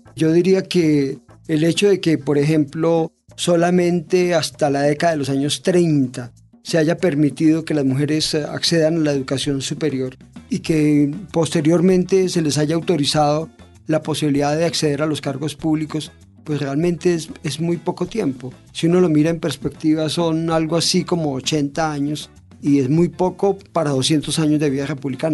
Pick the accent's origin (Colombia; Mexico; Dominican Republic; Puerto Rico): Colombia; yo me siento como colombiano